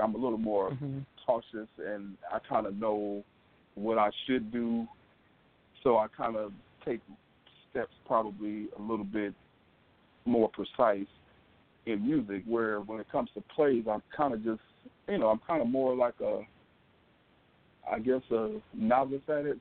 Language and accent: English; Detroit, Michigan, United States; I grew up in Detroit